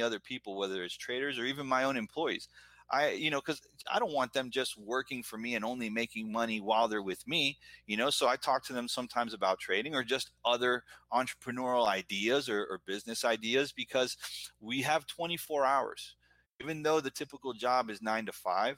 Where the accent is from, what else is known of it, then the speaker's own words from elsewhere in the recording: United States; also born or lived in Buenos Aires, Argentina; I came here when I was 2.5, 3 years old. So I've been here my whole life